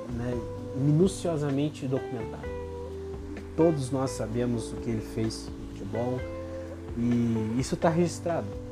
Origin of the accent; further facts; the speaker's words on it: Brazil; como brasileiro